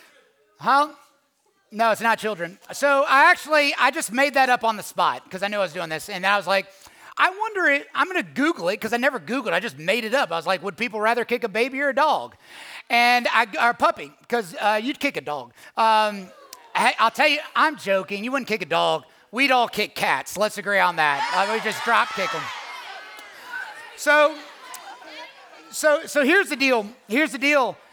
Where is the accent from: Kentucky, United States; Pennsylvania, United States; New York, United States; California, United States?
Kentucky, United States; Louisville; moved away as an adult; now in Atlanta, United States; Born and raised in Louisville, Kentucky